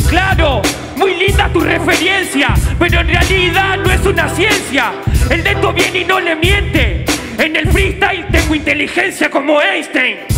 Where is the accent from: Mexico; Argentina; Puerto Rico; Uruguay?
Argentina; yo soy argentino